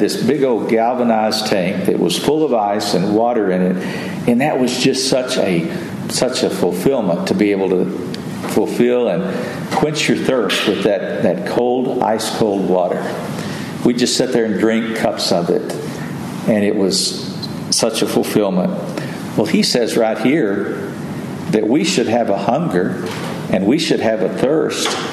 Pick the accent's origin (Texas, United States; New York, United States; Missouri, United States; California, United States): Texas, United States; West; I grew up in West Texas, and it was hot, triple digits in the summertime oftentimes.